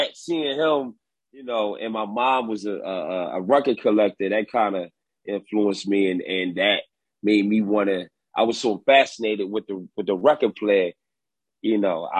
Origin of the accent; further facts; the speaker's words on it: Philadelphia, Pennsylvania, United States; growing up in West Philadelphia